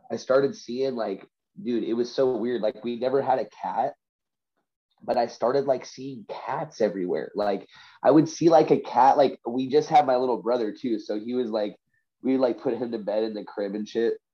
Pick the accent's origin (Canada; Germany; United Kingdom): Canada; Vancouver, British Columbia; So I'm from Vancouver.